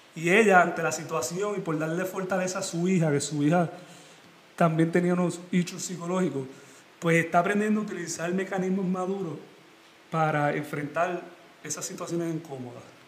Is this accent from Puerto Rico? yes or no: yes; Puerto Rico; moved away; Yo como boricua